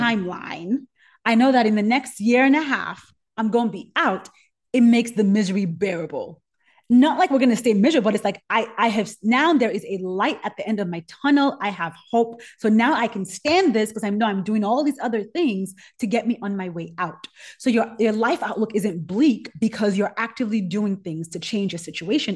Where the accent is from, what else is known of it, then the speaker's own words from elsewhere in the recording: Nigeria; moved away; I'm Nigerian. I grew up hot